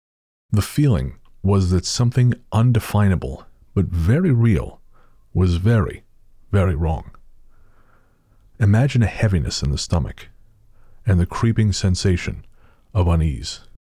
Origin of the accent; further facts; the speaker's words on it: Cresco, Iowa, United States; I was 15 years old, walking my newspaper delivery route in Cresco, Iowa. Basically, I grew up in Cresco